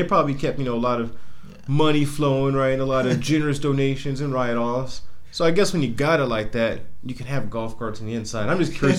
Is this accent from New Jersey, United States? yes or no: no; Central Florida, United States; I'm from Central Florida